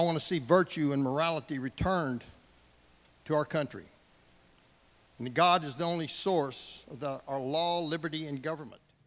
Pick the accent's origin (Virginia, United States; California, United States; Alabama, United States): Alabama, United States; I'm from Alabama